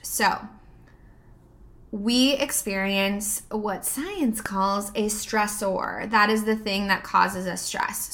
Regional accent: United States

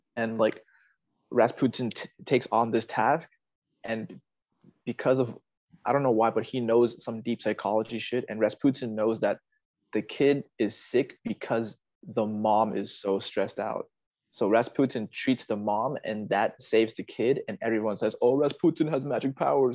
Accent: Fairfax County, Northern Virginia, United States; also born or lived in South America; my hometown is uh, yeah, it's more left left wing

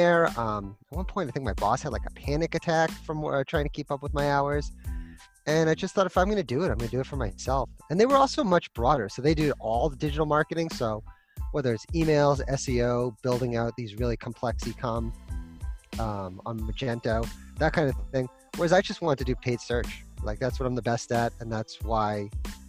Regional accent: Boston, Massachusetts, United States; moved away as an adult; now in Santa Barbara, United States; I grew up in Boston, in Massachusetts

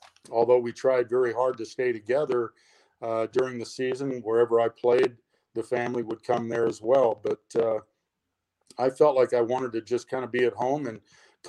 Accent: Provo, Utah, United States; I applied for the BYU job that opened up, and I got that right here in my hometown

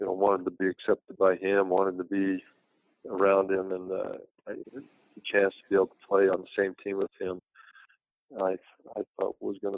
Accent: Utah, United States; moved away as an adult; also born or lived in Milwaukee, Wisconsin; I was from Bingham High School, a little town

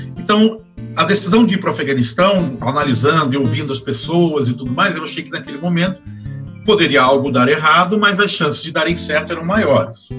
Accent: Rio de Janeiro, Brazil; moved away as an adult; also born or lived in Florianópolis, Santa Catarina; now in São Paulo, Brazil; eu sou carioca, é, de uma família é, meio da Baixada Fluminense, meio da, da Zona Norte do Rio, da Tijuca e do Meier

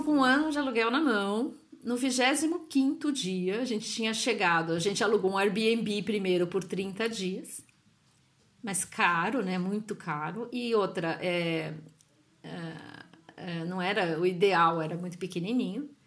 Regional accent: São Paulo, Brazil; moved away as an adult; now in Italy; sou de São Paulo, meu marido também

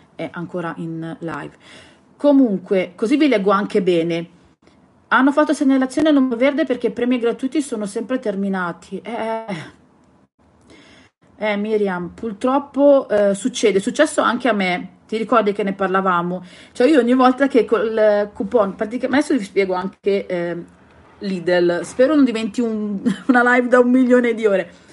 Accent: Southern Italy, Italy; io sono terrona e noi siamo abituati comunque a gesticolare sempre

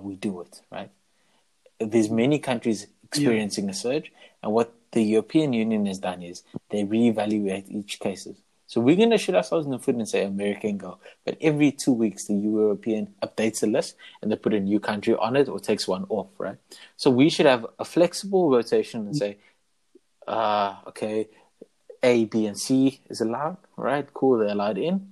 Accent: South Africa; we are South African

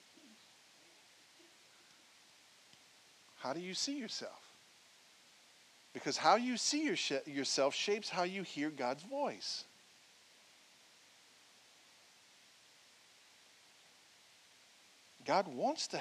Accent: Franklin, Louisiana, United States; I'm a man from Franklin, Louisiana, born and raised.

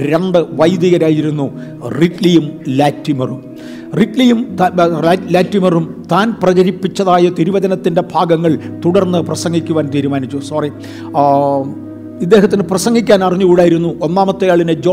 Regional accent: Vaikom, Kerala, India; ഞാൻ കേരളത്തിലെ വൈക്കം സ്വദേശിയാണ്

